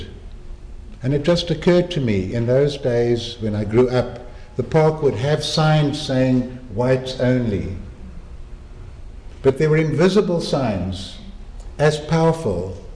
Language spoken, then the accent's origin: English; Cape Town, Western Cape, South Africa; moved away as an adult; it's Cape Town, my hometown.